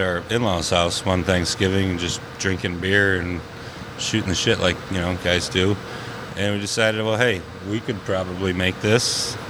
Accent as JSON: {"language": "English", "town": "Caledonia", "region": "New York", "country": "United States", "tie": "born or raised there", "said": "I grew up in Caledonia, right down the street here."}